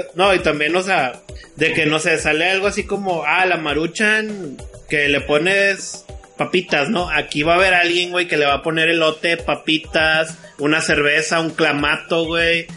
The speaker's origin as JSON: {"language": "Spanish", "town": "Monterrey", "region": "Nuevo León", "country": "Mexico", "said": "soy de Monterrey."}